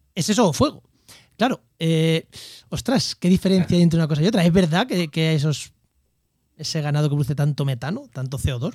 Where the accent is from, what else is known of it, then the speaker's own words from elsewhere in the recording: Castilla-La Mancha, Spain; moved away; en mi pueblo el cordero tampoco es malo, ¿eh? En La Mancha el cordero tampoco es malo